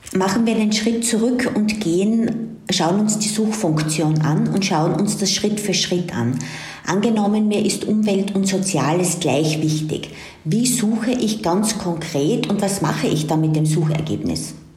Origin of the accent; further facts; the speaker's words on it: Austria; für mich als Österreicherin